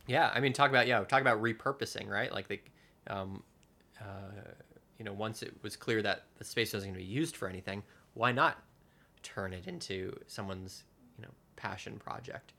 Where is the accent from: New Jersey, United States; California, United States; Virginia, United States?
New Jersey, United States; moved away as an adult; now in New York, United States; my hometown in New Jersey